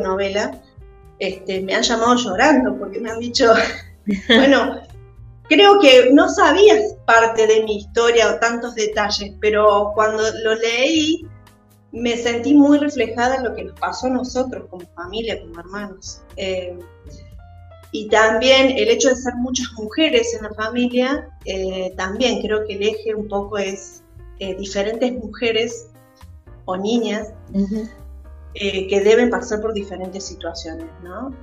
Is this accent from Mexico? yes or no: no; Río Cuarto, Córdoba, Argentina; yo soy de Río Cuarto, del sur de Córdoba